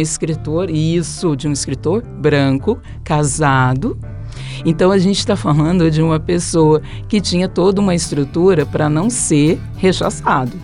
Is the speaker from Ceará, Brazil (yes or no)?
no; São Paulo, Brazil; eu sou paulista